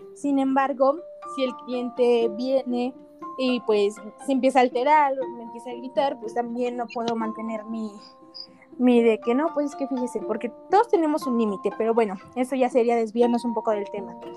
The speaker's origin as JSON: {"language": "Spanish", "country": "Mexico", "said": "somos mexicanos"}